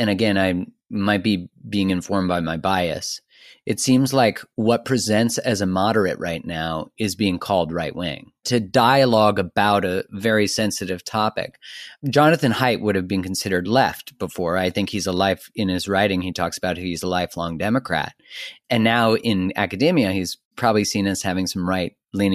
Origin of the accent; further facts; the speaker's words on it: Canada; I grew up in Canada